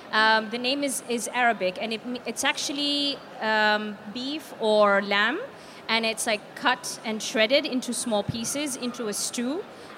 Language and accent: English; Yemen; moved away as an adult; now in United Kingdom; I was born and raised in Yemen, and I came here about 4 years ago.